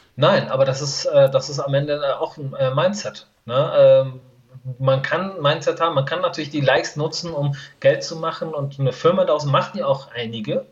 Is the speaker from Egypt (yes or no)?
no; Iran; moved away; wir Iraner